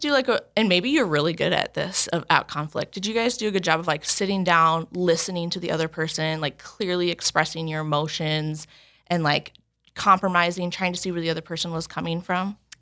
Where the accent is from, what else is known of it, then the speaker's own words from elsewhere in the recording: Chandler, Arizona, United States; now in Sioux Falls, United States; I'm originally from Chandler.